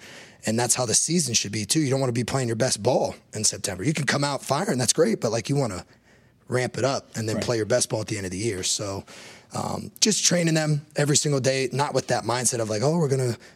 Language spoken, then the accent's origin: English; Big Ten country, Midwest, United States; I grew up in Big Ten country